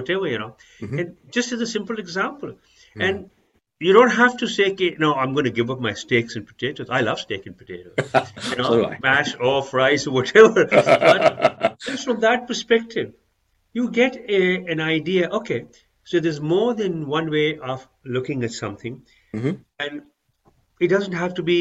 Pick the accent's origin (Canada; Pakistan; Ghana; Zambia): Pakistan; moved away; I'm originally from Pakistan